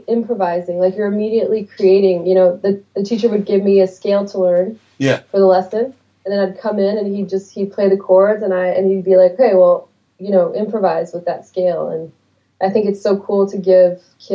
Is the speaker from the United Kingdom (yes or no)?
no; Paris, Île-de-France, France; moved away as an adult; now in Los Angeles, United States; I grew up in Paris